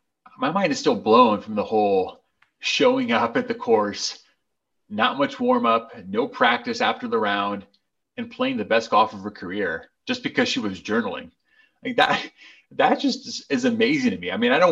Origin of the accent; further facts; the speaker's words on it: Brazil; I had seen him growing up in Brazil a little bit.